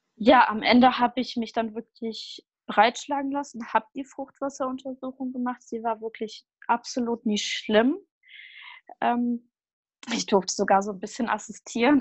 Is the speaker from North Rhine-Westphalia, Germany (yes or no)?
yes; Düsseldorf area, North Rhine-Westphalia, Germany; ich komme aus dem Raum Düsseldorf